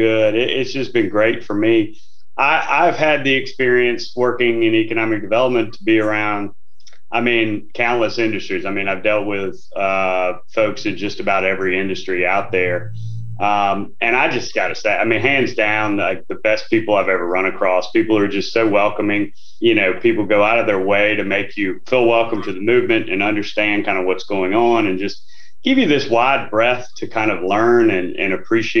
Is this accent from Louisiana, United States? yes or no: yes; Northeast Louisiana, United States; I'm from Northeast Louisiana